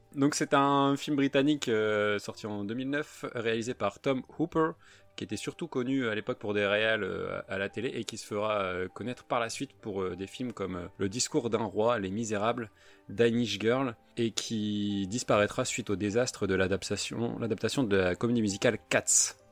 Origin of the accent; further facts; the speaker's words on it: the North, Hauts-de-France, France; comme on est du Nord